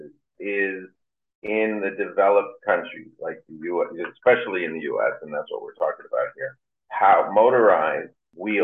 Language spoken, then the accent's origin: English; Tenafly, New Jersey, United States; also born or lived in Englewood, New Jersey / Bergenfield, New Jersey; I grew up in the suburbs of northern New Jersey, outside New York City. And I grew up in Tenafly, Englewood, Bergenfield